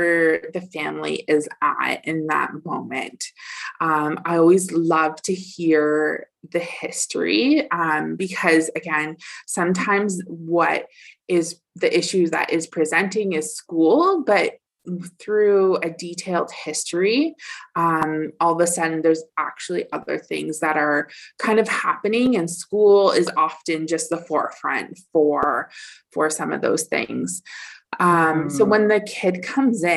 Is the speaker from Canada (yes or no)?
yes; Dufferin County, Ontario, Canada; I came back to Dufferin County